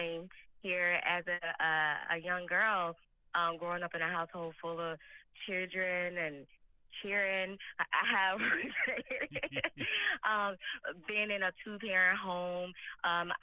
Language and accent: English; Mississippi, United States; now in Phoenix, United States; Growing up in Mississippi